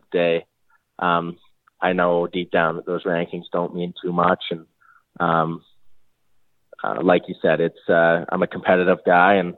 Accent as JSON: {"language": "English", "town": "Chilliwack", "region": "British Columbia", "country": "Canada", "tie": "born or raised there", "lives_now": "Winnipeg, Canada", "said": "I was born and raised Chilliwack, BC"}